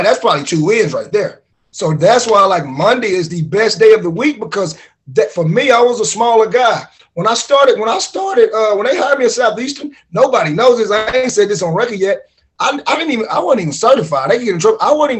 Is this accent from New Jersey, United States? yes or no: no; Pittsburg, Texas, United States; I'm from Pittsburgh, Texas